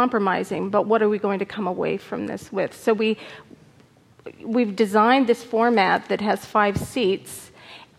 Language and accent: English; Arizona, United States; I'm from Arizona